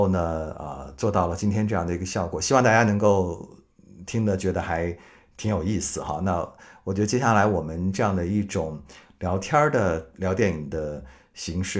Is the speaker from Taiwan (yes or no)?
no; Hangzhou, Zhejiang, China; also born or lived in northern China; 我从我在北方待了这么多年，然后回到我的老家南方，我觉得杭州对我来说像是一个全新的城市。我说我是一个，嗯，来旅游的本土人，来旅游的本地人，就我可以说地道的杭州话